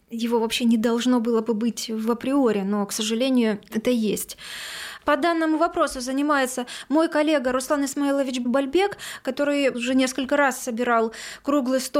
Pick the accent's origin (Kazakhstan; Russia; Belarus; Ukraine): Ukraine; Crimea; Вот крымчане, я крымчанка, с симферопольской пропиской я пройти бесплатно на территорию Херсонеса уже не могу.